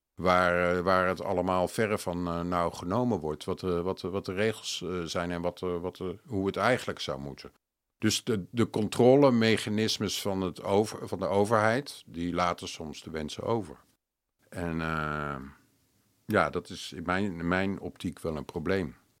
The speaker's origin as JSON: {"language": "Dutch", "town": "Amsterdam", "region": "North Holland", "country": "Netherlands", "said": "als Amsterdammer"}